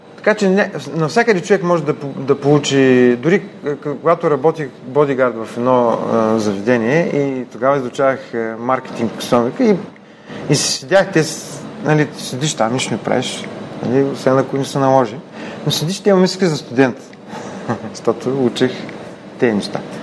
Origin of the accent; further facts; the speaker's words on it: Ruse, Ruse Province, Bulgaria; Роден съм в Русе, израснал съм в семейство на учени